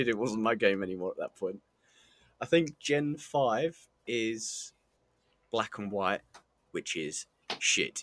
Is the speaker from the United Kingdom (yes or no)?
yes; England, United Kingdom; we're English